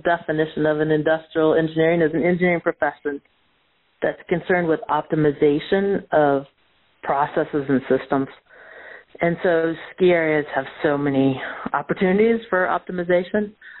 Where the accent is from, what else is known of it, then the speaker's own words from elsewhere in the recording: Oakville, Ontario, Canada; So I grew up just outside of Toronto in a little town called Oakville.